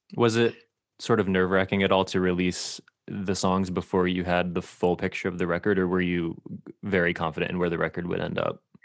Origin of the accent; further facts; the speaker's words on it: Connecticut, United States; Connecticut, my home state